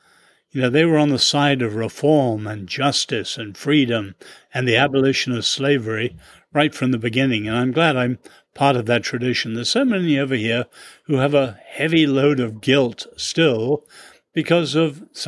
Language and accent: English; China; born there; And my parents were born in China and I was born in China.